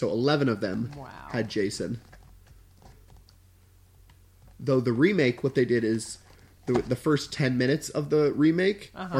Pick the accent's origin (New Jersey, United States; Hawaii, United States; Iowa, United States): New Jersey, United States; Voorhees; I was born in Voorhees, New Jersey.